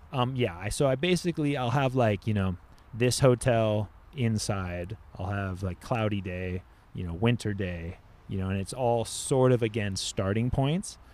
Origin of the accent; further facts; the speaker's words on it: Laguna Beach, California, United States; also born or lived in Oxnard; I grew up surfing in Orange County